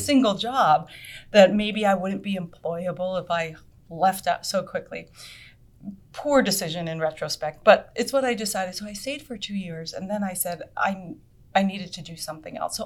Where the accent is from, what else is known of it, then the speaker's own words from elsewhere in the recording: Vermont, United States; moved away as an adult; also born or lived in Boston; I grew up in Vermont, and I loved Vermont